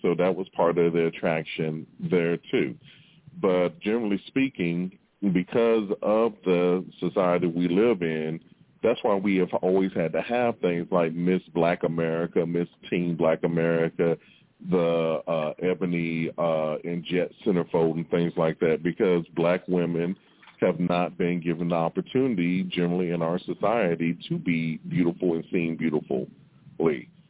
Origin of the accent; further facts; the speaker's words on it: Mississippi, United States; when we were kids growing up in Mississippi